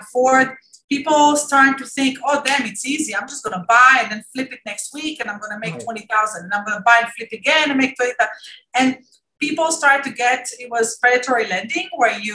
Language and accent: English; Israel; moved away as an adult; also born or lived in Maryland, United States; now in United States; I came from Israel 22 years ago